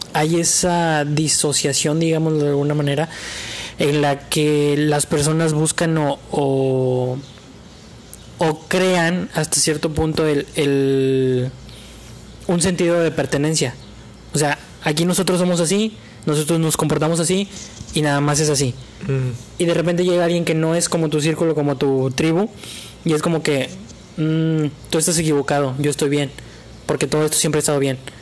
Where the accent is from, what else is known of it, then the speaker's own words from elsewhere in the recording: Mexico; Todos somos mexicanos